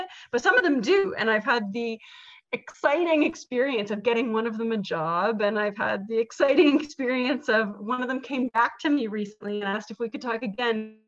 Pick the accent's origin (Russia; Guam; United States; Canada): Canada; Ottawa, Ontario; I grew up in Ottawa, and so being bilingual had sort of followed me.